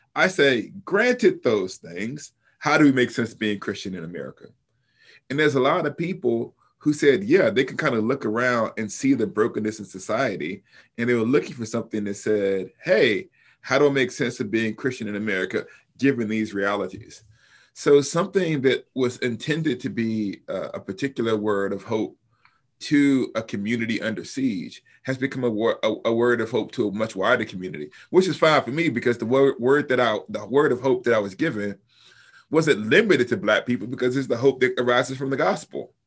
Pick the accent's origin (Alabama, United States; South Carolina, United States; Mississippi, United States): Alabama, United States; Huntsville; now in Wheaton, United States; I was born in Huntsville, Alabama, so I'm a Southerner